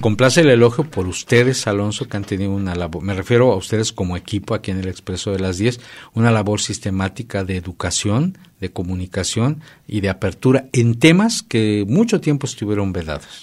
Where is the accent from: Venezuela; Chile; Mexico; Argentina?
Mexico